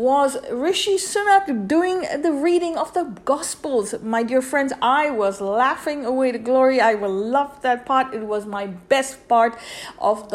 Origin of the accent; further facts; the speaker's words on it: India; I grew up in India